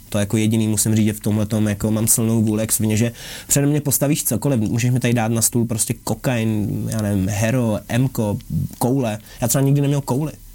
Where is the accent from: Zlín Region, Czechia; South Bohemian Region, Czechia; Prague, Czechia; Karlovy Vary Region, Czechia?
Prague, Czechia; když jsem z Palmovky